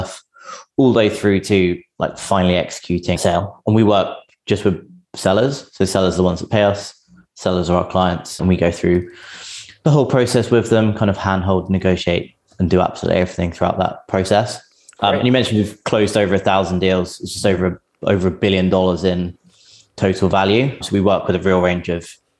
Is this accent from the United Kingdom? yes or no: yes; England, United Kingdom; now in San Francisco, United States; I'm English, but I'm based in San Francisco